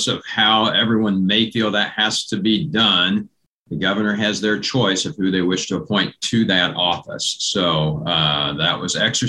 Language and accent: English; Assaria, Kansas, United States; being a fifth generation farmer where I grew up in Assyria. So I am still on the farm there at this point